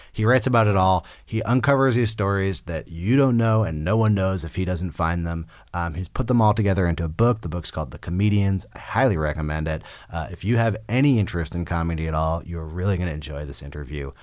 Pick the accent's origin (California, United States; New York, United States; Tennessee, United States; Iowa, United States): California, United States; Berkeley; I'm from Berkeley, California